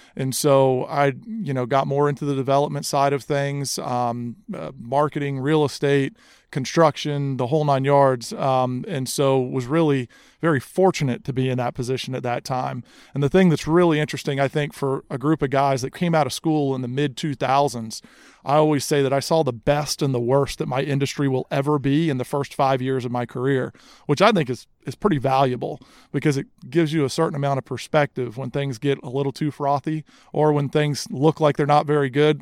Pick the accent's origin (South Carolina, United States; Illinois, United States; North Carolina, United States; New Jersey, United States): South Carolina, United States; Charleston; I grew up here in Charleston, grew up in the golf industry.